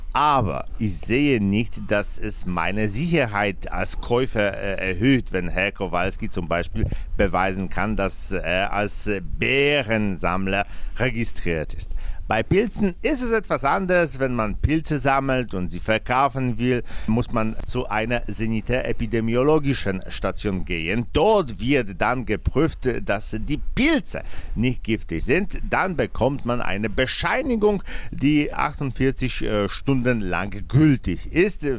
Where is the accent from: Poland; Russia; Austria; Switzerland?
Poland